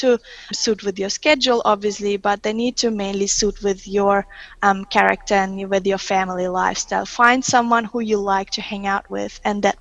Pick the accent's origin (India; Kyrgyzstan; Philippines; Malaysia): Kyrgyzstan; first language Russian; English is a second language; also born or lived in Germany; now in Australia; I was born in Soviet Union when it was Russian at that time, so Central Asia, west of China, so Chinese border. So it was very Russian influenced, but there was obviously a bit of Kyrgyz local language.